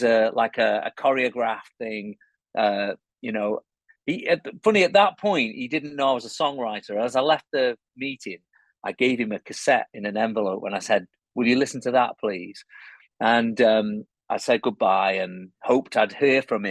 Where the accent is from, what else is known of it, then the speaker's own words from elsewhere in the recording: Cheshire, North West England, United Kingdom; And I was born in Cheshire, which is between Liverpool and Manchester.